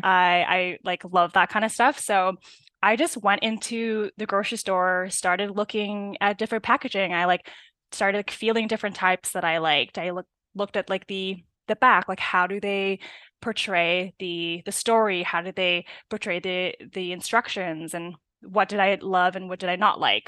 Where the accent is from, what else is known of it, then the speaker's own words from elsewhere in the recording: Burnaby, British Columbia, Canada; I'm, uh, from Burnaby, born